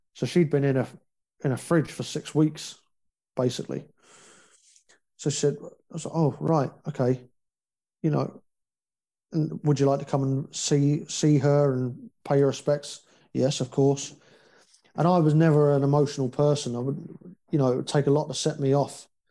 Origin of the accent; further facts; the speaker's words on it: United Kingdom; also born or lived in Northern Ireland; we're British